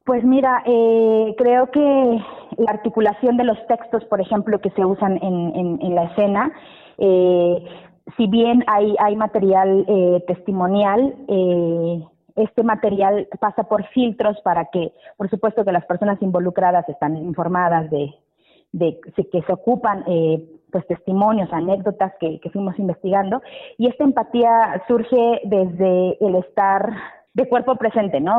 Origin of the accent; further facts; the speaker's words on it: Mexico City, Mexico; mi familia, donde yo crecí, estamos en Pantitlán, en la zona liminal entre el Estado de México y, la Ciudad de México.